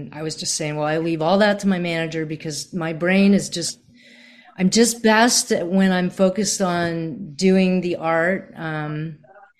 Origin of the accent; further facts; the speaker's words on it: Virginia, United States; also born or lived in Boston; now in Nashville, United States; I grew up in Virginia